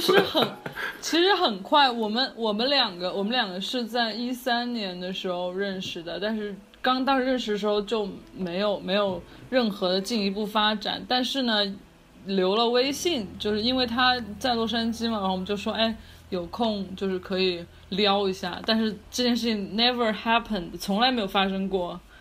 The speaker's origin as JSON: {"language": "Chinese", "town": "Chengdu", "region": "Sichuan", "country": "China", "tie": "born or raised there", "moved": "yes", "lives_now": "Los Angeles, United States", "said": "南北混搭这样子，但是我是在成都，就是长大，我就，我爸爸那边有陕西的嘛，然后所以就跟成都就是温柔的妹子们比呢，有一点北方血统"}